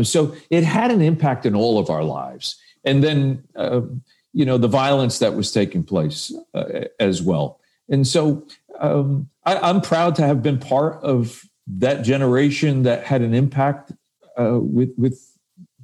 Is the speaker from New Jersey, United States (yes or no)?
yes; Paterson, New Jersey, United States; we were both from Patterson, New Jersey